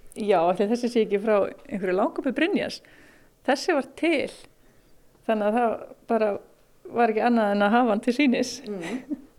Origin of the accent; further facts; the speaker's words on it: Vík, Southern Region, Iceland; moved away; ég er frá Víki Mýrdal sem er bara alveg hinum einn á landinu. Ég er bara alveg upp í þorpinu